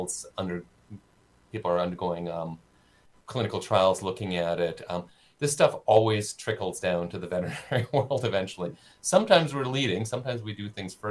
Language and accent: English; Saskatoon, Saskatchewan, Canada; now in Winnipeg, Canada; I grew up in Saskatoon. In Saskatoon, we had no ticks the whole time I lived there in the 70s and 80s